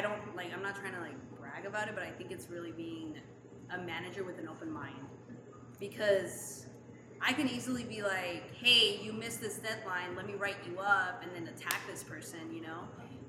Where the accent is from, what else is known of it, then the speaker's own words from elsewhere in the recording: Utah, United States; accent: Utah; now in Long Beach, United States; My Utah accent comes out.